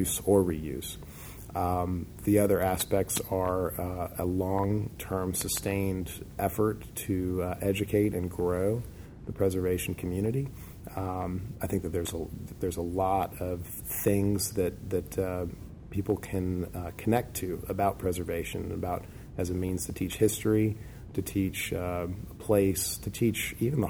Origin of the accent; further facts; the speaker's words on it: Chapel Hill, North Carolina, United States; even when I was younger growing up in Chapel Hill